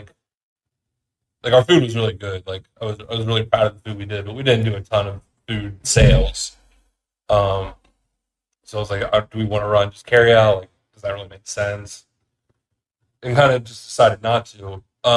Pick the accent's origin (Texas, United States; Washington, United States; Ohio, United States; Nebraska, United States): Ohio, United States; Anderson; I grew up in Anderson on Beachmont